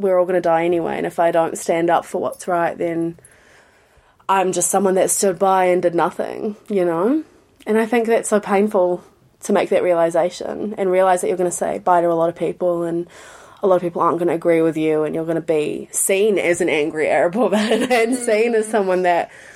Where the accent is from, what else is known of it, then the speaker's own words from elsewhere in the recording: New Zealand; When you're growing up in New Zealand, which I am so grateful for, love New Zealand